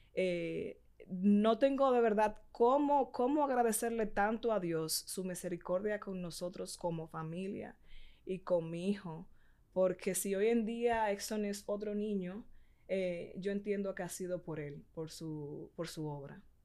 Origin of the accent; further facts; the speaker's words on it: Puerto Plata, Dominican Republic; yo soy de Puerto Plata